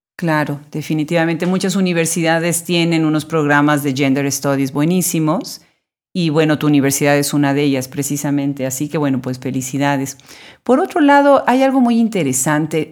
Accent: Puebla, Mexico; now in United States; mi ciudad natal

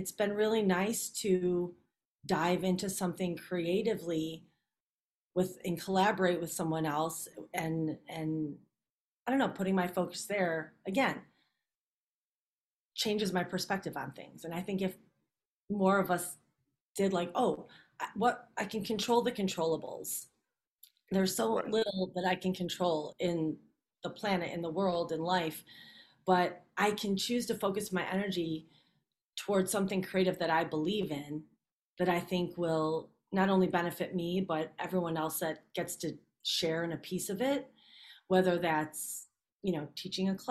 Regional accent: Chicago, Illinois, United States; I'm born and raised in Chicago, but I was on a different track. Brought up on the south side of Chicago

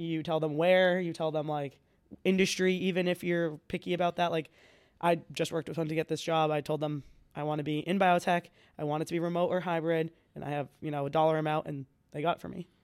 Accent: Franklin, United States; I'm from Franklin

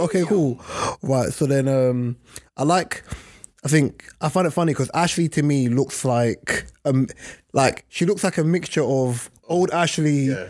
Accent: Jamaica; But I just don't like the fact of when I came from Jamaica, brother, stop it, stop it.

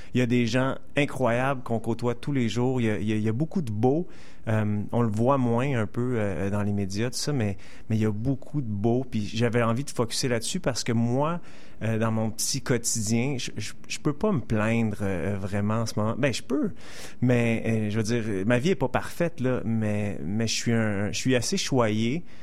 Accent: Montreal, Quebec, Canada; je suis né ici, j'ai passé 30 ans ici, j'ai grandi grandi à NDG

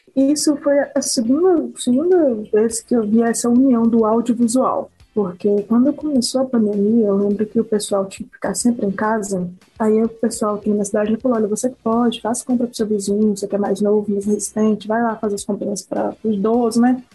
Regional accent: Turmalina, Minas Gerais, Brazil; Eu sou de Turmalina e daqui de BH são 500 quilômetros, quase 550

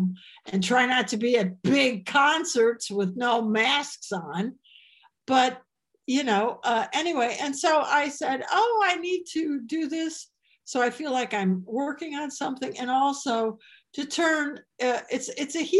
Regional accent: Chicago, Illinois, United States; I have an Illinois license plate because I'm from Chicago

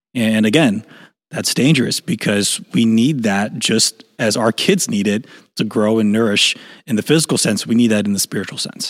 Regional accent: Chicago, Illinois, United States; I grew up in Chicago

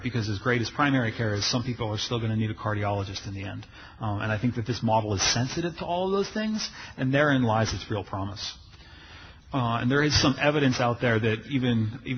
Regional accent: Washington, District of Columbia, United States; my hometown of Washington, D.C.

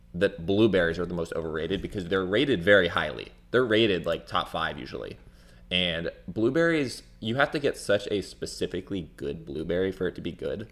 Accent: near Clearwater, Florida, United States; I never have lived in Clearwater, but I was born there

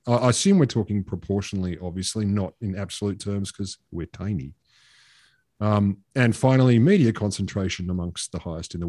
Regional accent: Australia; where are you from, mate? I said, Australia.

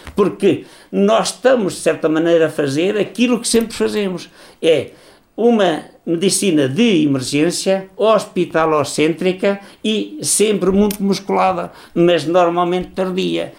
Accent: Portugal

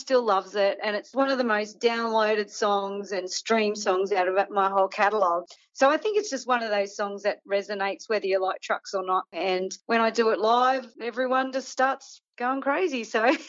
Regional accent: Australia; as an Australian

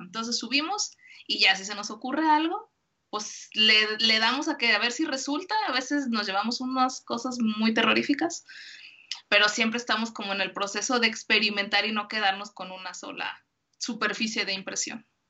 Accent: Guadalajara, Jalisco, Mexico; soy de Guadalajara, Jalisco

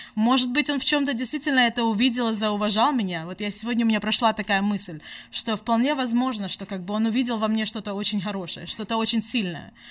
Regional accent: United States; also born or lived in Simferopol, Crimea / Washington state; now in Sacramento, United States; Мы здесь выросли в Америке, мы уже здесь обои 25 лет.

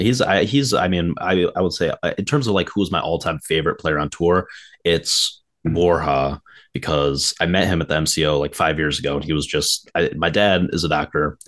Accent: Midwest, United States; growing up in the Midwest

